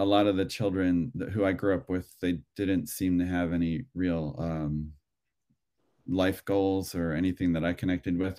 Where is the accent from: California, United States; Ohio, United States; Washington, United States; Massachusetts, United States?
Ohio, United States; Cleveland; now in Los Angeles, United States; I grew up in Ohio, in Cleveland